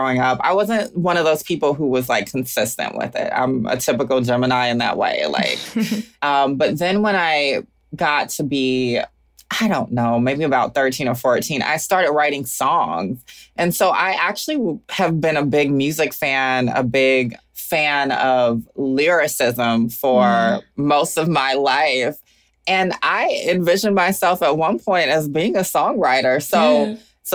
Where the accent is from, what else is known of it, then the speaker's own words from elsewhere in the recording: Augusta, Georgia, United States; moved away as an adult; also born or lived in Atlanta, Georgia / Oakland, California; now in Brooklyn, United States; Even though I live in Brooklyn now, I am forever from Augusta, Georgia